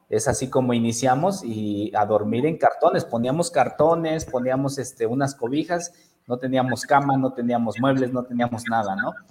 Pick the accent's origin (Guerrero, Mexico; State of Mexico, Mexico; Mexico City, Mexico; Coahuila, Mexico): State of Mexico, Mexico; Toluca; moved away as an adult; now in León, Mexico; como yo soy de Toluca, Estado de México, eh, y emigramos a León, Guanajuato, no sé si ubiquen la, las ciudades acá en México, emigramos allá